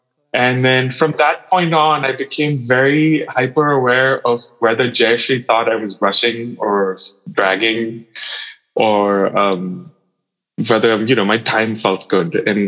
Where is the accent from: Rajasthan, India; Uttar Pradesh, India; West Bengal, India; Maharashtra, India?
West Bengal, India; Calcutta; I think specifically when I grew up, there was, there's a music scene and there's all the musicians that are very closely tied together